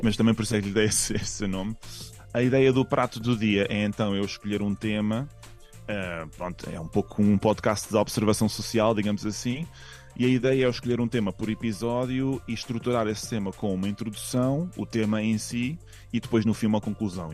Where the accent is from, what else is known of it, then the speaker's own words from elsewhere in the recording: Portugal; now in Madrid, Spain; eu sou muito português